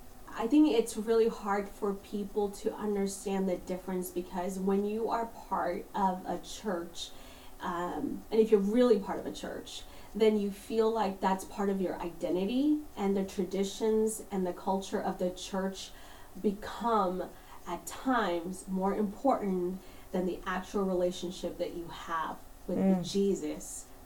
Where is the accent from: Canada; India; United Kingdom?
India; born there; So I'm Indian. I was born in India, so I have brown skin.